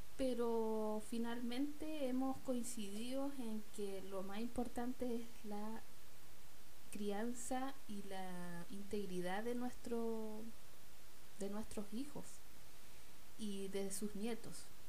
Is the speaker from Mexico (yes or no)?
no; Chile; mi país, de Chile